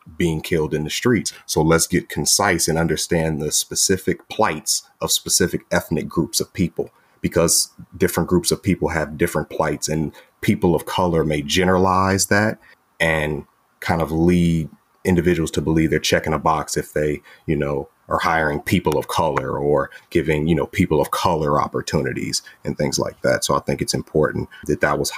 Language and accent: English; Chicago, Illinois, United States; I'm from the south side of Chicago, the inner city